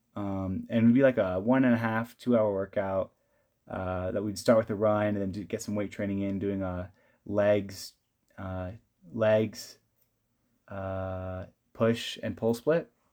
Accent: California, United States; moved away as an adult; now in Provo, United States; I am from California

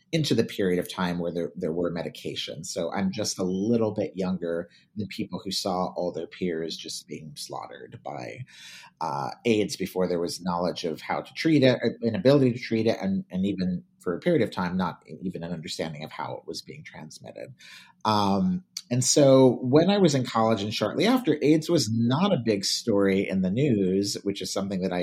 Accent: Oxnard, California, United States; I grew up in Oxnard, California

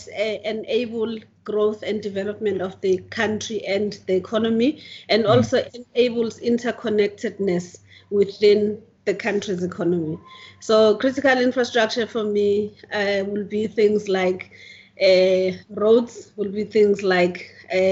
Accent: Mtunzini, KwaZulu-Natal, South Africa; also born or lived in Durban; I was born in Mthunzini, which is a coastal town just 20 kilometers south of Richards Bay. And I basically spent all my childhood there, did primary school and high school

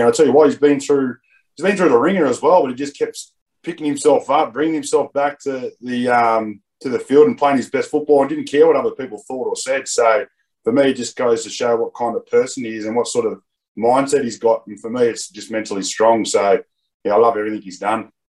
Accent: Blacktown, New South Wales, Australia; Western Sydney, where I grew up in Doonside Blacktown there

